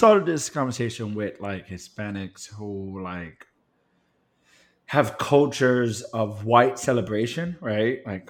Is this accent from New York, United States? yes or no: yes; New York City, New York, United States; I actually count it as a deep blessing of my existence that I grew up in the Bronx. Bronx was very much mixed race